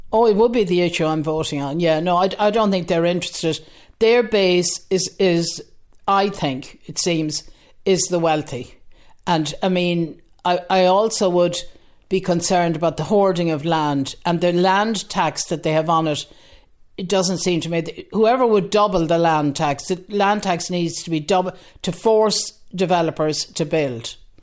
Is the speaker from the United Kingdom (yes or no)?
no; Galway, Connacht, Ireland; now in Dean's Grange, Ireland; I'm originally from Galway, living in Dean's Grange for over forty years